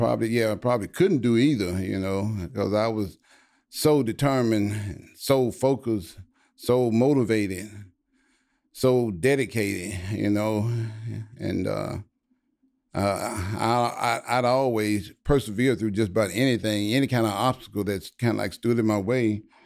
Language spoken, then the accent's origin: English; Louisiana, United States; moved away as an adult; now in Texas, United States; I was from Louisiana and I lived in Louisiana my whole life. But when I graduated college, and I moved to Texas.